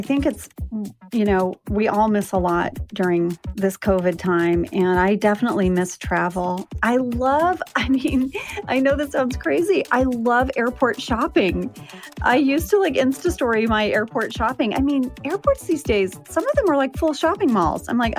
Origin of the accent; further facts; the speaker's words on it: Jakarta, Indonesia; So I grew up overseas. I grew up in Jakarta, Indonesia. My dad was a drilling engineer.